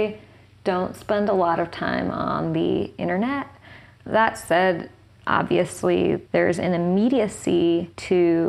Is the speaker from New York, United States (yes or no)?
yes; New York City, New York, United States; where I grew up in Tribeca in the 90s or in the 80s